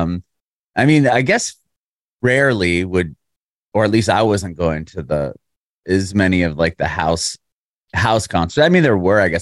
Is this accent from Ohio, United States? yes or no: no; San Diego, California, United States; now in Nashville, United States; I grew up in San Diego and there was a music scene there